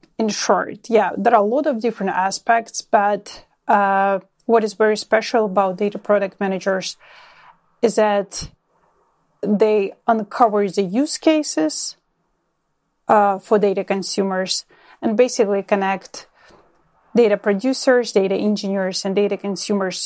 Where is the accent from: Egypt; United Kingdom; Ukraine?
Ukraine; now in Ontario, Canada; born and raised in Ukraine, currently living in Ontario, Canada